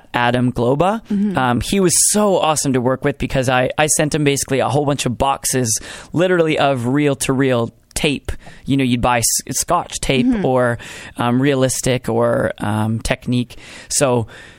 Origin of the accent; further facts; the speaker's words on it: Brandon, Manitoba, Canada; moved away as an adult; now in Winnipeg, Canada; I grew up in Brandon, Manitoba.